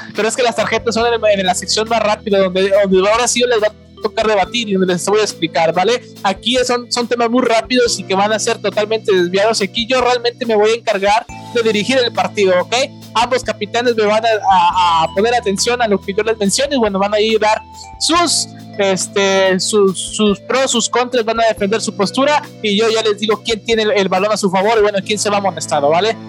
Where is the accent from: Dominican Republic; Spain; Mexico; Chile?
Mexico; Nuevo León; yo soy de acá de Nuevo León